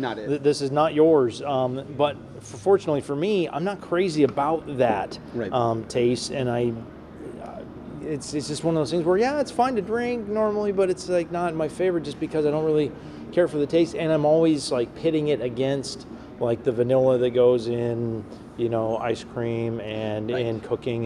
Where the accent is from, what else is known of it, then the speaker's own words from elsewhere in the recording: Mariposa, California, United States; when I was a kid growing up in Mariposa